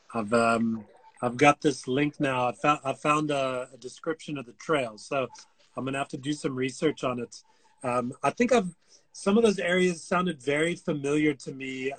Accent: United States; I'm American

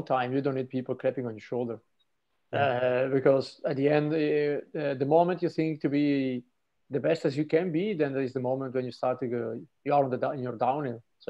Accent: Trentino-Alto Adige, Italy; I'm from Trentino

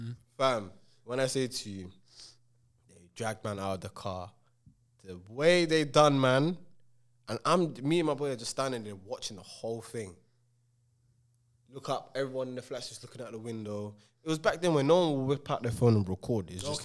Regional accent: London, United Kingdom; It weren't like that for me in my area where I was growing up in King's Cross, because it was just predominantly Asians, and the Asians used to beef the Asians a lot.

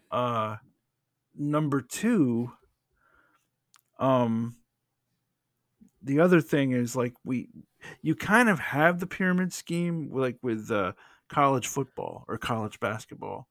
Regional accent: United States; I'm coming from an, an, a perspective as an American

